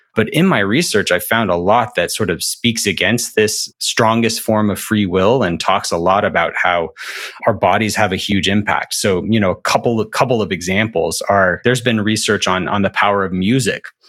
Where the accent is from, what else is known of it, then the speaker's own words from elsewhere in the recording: Alabama, United States; I'm from Alabama